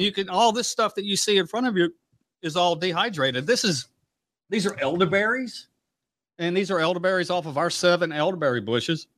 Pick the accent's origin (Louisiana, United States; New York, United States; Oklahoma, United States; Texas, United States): Louisiana, United States; Mississippi; now in Omaha, United States; I grew up in Hurricane Country, you know, Louisiana, Mississippi.